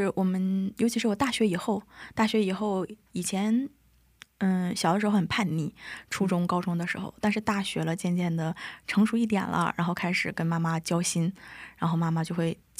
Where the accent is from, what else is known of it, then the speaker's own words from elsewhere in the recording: Jilin, China; now in Korea; 我来自中国的吉林省， {S1} 哦 {S5} 现在对我刚来韩国不到三个月，现在在韩国的世宗大学读语学院